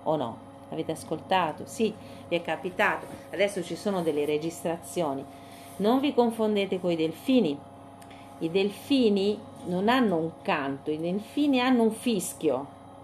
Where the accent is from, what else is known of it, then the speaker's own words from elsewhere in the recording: Siena, Tuscany, Italy; quando ero ragazzina a Siena